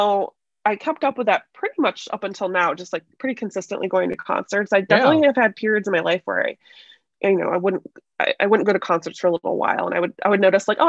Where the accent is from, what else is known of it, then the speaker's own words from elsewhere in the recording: Chicago, Illinois, United States; I grew up in Chicago. So we're always just kind of like just around the outskirts of that proper city.